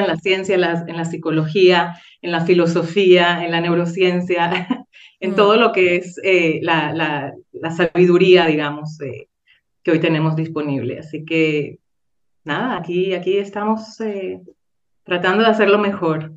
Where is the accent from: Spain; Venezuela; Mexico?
Venezuela; now in Safed, Israel; de Venezuela